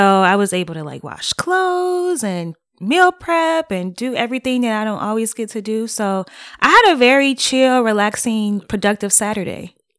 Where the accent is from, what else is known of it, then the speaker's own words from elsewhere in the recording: Detroit, Michigan, United States; moved away as an adult; I am born and raised in Detroit, Michigan